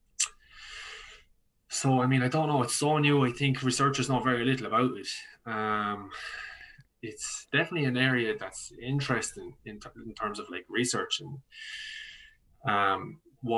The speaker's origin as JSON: {"language": "English", "area": "County Laois", "region": "Leinster", "country": "Ireland", "moved": "as an adult", "lives_now": "Dublin, Ireland", "said": "I'm from County Leash originally."}